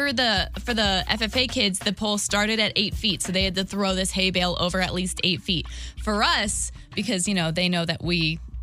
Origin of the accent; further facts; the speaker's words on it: Waterloo, Illinois, United States; I was from Waterloo.